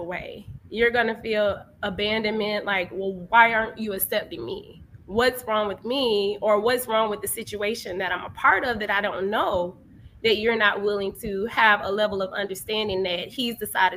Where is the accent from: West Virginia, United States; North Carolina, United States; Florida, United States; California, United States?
Florida, United States; Jacksonville; moved away as an adult; now in Miami, United States; I'm from Jacksonville, Florida